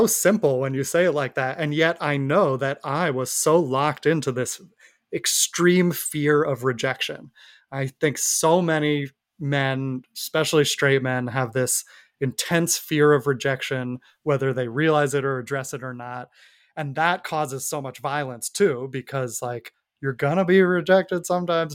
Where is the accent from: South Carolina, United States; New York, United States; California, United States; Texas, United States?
New York, United States; I grew up in New York